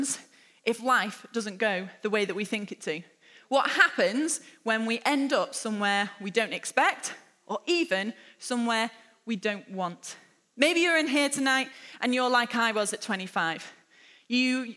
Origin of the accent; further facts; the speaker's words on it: Lytham St Annes, North West England, United Kingdom; also born or lived in Hampshire; now in Liverpool, United Kingdom; I spent my childhood growing up in Lytham St Annes, which is just a small seaside town just an hour north of here